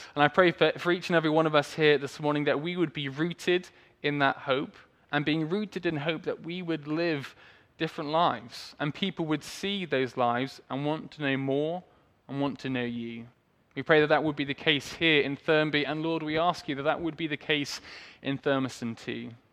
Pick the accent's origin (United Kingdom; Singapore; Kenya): United Kingdom; Swindon, South West England; I was born in Swindon, grew up there